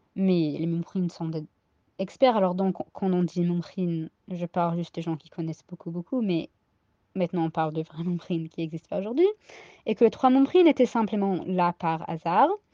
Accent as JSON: {"language": "French", "country": "United States", "accent": "American Ashkenazi", "second_language": "French", "said": "mon accent ashkenaz américain"}